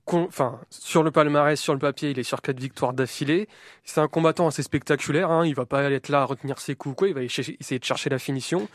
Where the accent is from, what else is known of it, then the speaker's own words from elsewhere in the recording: France; accent: French; mon accent français euh, bien dégueulasse